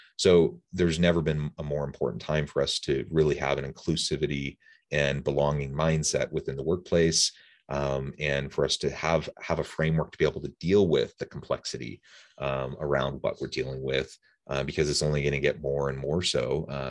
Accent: Kansas City, Missouri, United States; I'm from like, Kansas City area.

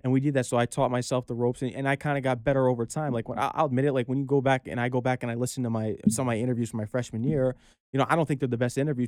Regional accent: Norwalk, Connecticut, United States; I'm hailing from Fairfield County, Connecticut, grew up in Norwalk, Connecticut, and, you know, I, I'm blessed to be born and raised there

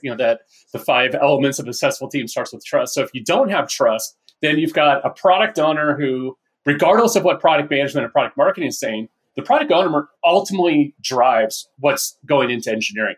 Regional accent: Northern California, United States; also born or lived in Orange County, California; I grew up in Northern California.

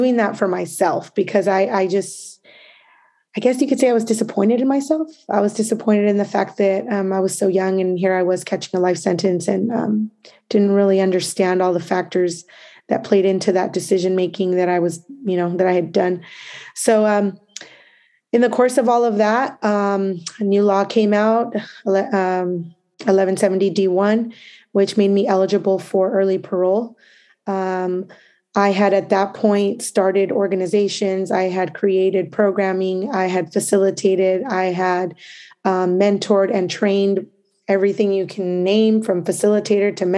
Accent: Santa Ana, California, United States; my journey begins in Santa Ana, in Orange County. I grew up there. That is my hometown.

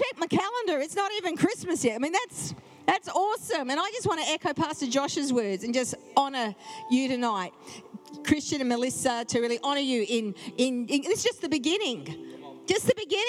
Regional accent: Perth, Western Australia, Australia; moved away as an adult; also born or lived in Brisbane / Adelaide; now in Sydney, Australia; born and bred in Perth, Western Australia

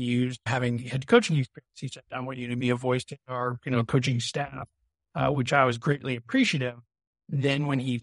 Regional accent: Brunswick, Maine, United States; moved away; So I grew up in Brunswick, a local. I lived 10 minutes from Bowdoin.

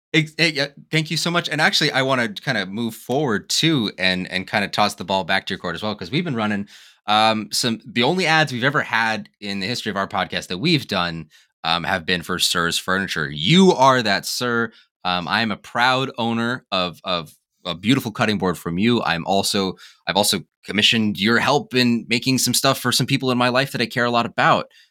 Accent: Wyoming, United States; being a kid growing up in Wyoming, growing up in, in the West.

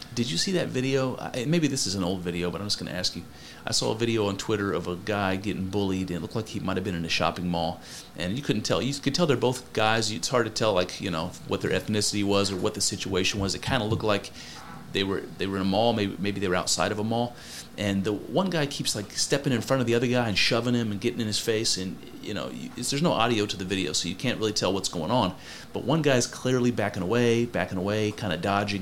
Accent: United States

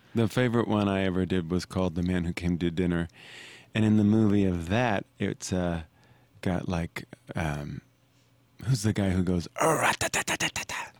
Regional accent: Arkansas, United States; growing up in Arkansas, we put on plays, and I went to public high school.

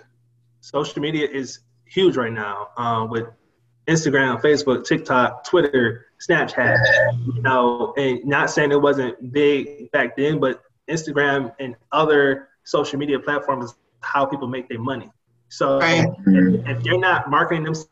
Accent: Detroit, Michigan, United States; I'm from Detroit, the inner city of Detroit.

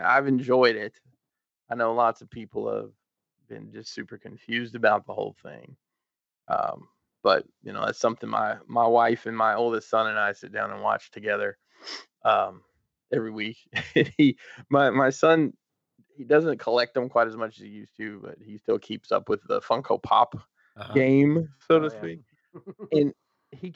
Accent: Huntsville, Alabama, United States; moved away as an adult; now in Maryland, United States; I'm from Huntsville, Alabama

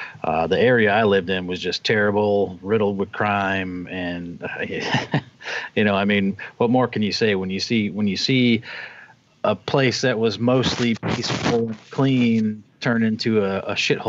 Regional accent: Massachusetts, United States; moved away; I lived there. I grew up in Massachusetts. And I seen the progression, you know, because I grew up there. I was alive in the 70s and 80s. I mean, I'm showing my age a little bit

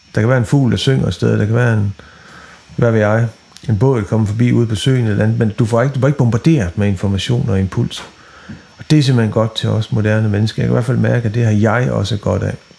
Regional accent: West Jutland, Central Denmark Region, Denmark; nu er jeg vokset op i Vestjylland

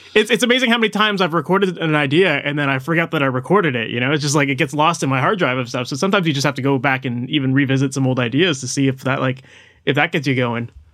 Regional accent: Toronto, Ontario, Canada; I'm from Toronto

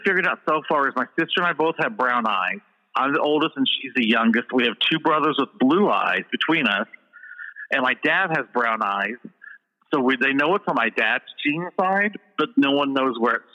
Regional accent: Edinburgh, Indiana, United States; Indiana, a little town called Edinburgh, Indiana.

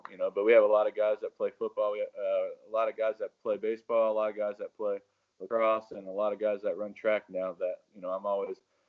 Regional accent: North Carolina, United States; also born or lived in Connecticut; I was born in Connecticut. My family moved down here when I was in fifth grade. I went to Sun Valley

